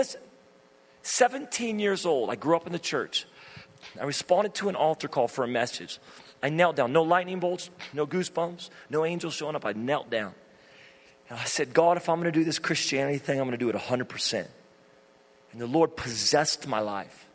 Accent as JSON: {"language": "English", "town": "Redding", "region": "California", "country": "United States", "tie": "born or raised there", "said": "I grew up in Redding, California, where it's really hot"}